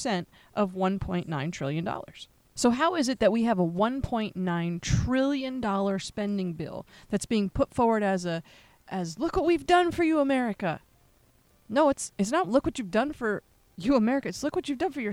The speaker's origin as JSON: {"language": "English", "region": "Pennsylvania", "country": "United States", "said": "my home state of Pennsylvania"}